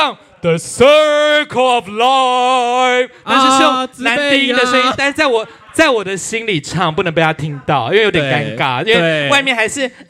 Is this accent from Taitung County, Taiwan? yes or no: yes; Taitung County, Taiwan; 我也是台东人。